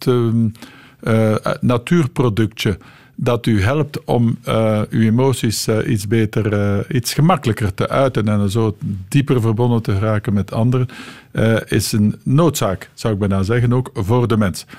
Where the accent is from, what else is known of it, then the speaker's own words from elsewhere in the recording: East Flanders, Belgium; moved away; Ik ben van Oost-Vlaanderen afkomstig en uiteindelijk teruggekeerd naar Oost-Vlaanderen